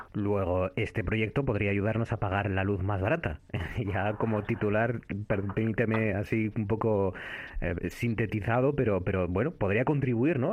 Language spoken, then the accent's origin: Spanish; Cudillero, Asturias, Spain; mi infancia en este caso, en la Concha Artedo, en el Concejo de Cuellero